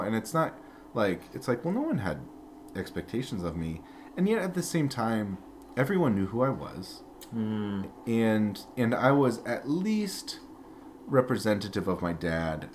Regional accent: Peoria, Illinois, United States; also born or lived in Glasford, Illinois; when I was uh, four and a half, roughly almost five, that summer we moved to Peoria, and uh, that's where I grew up

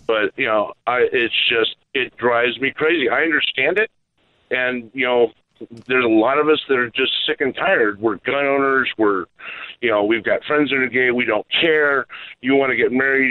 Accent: Virginia, United States; also born or lived in California; now in Southern California, United States; I was originally from Virginia

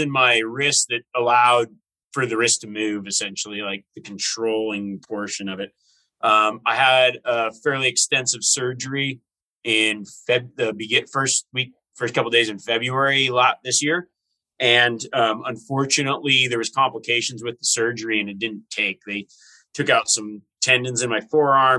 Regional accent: Reno, Nevada, United States; coming to my hometown.

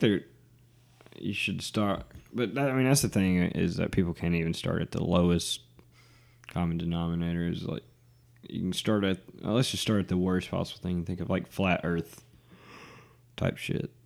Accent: the South, United States; we grew up in the South

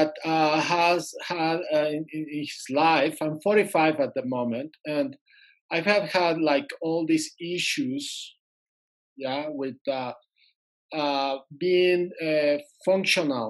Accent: Mexico City, Mexico; I'm from Mexico City

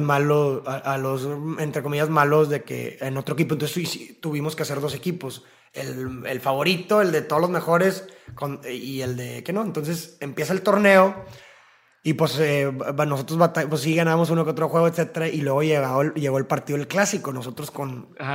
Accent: Monterrey, Nuevo León, Mexico; Somos de Monterrey

